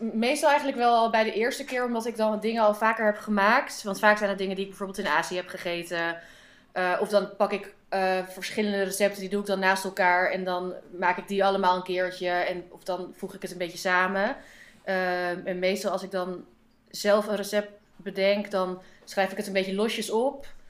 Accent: Amsterdam, North Holland, Netherlands; uit Amsterdam

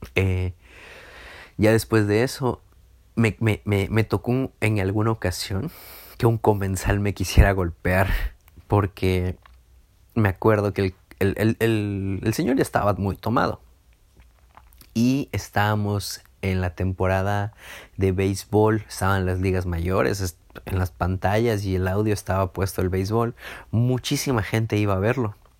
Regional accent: Villahermosa, Tabasco, Mexico; moved away as an adult; now in Mérida, Mexico; Me regresé a Villahermosa, de donde yo soy

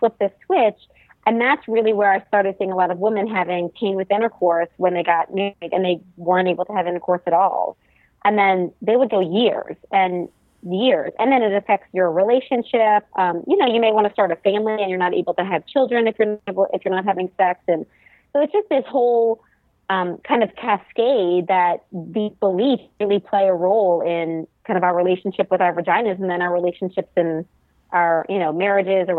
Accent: New Orleans, Louisiana, United States; now in Texas, United States; I am in Texas right now. I'm originally from New Orleans

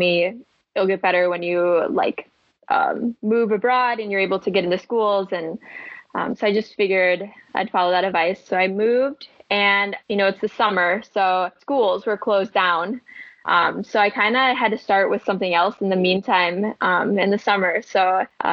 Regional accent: Madison, Wisconsin, United States; moved away as an adult; also born or lived in La Crosse, Wisconsin; now in Denmark; I had started teaching as a first grade homeroom teacher in my hometown of Madison

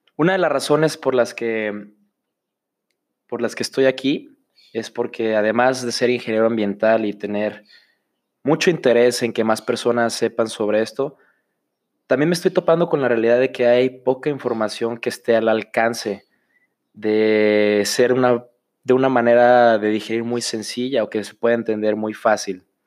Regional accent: Autlán, Jalisco, Mexico; moved away as an adult; now in Guadalajara, Mexico; soy originario de Autlán, Jalisco

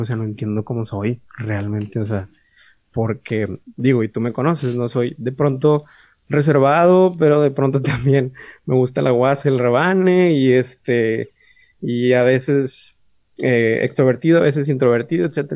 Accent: San Nicolás de los Garza, Nuevo León, Mexico; nacido aquí en San Nicolás de los Garza. De hecho, no soy regio, soy Ay, Nicolaita.

